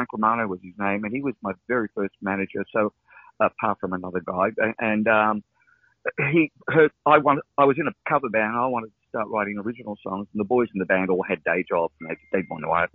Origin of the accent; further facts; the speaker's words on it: Brunswick, Victoria, Australia; Mum used to work for Fletcher Jones and in Brunswick here, where I grew up in Brunswick